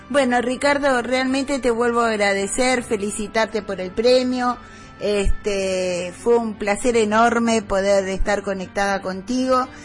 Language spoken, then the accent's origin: Spanish; Argentina; Luis Brasil dice que yo ya soy más este, uruguaya que argentina